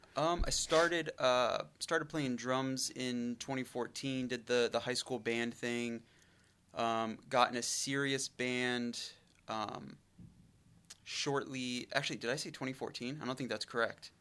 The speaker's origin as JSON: {"language": "English", "town": "Brush Prairie", "region": "Washington", "country": "United States", "tie": "born or raised there", "said": "I grew up in an incredibly small town and it's I mean, I'm, I'm from the area, but I grew up in Brush Prairie"}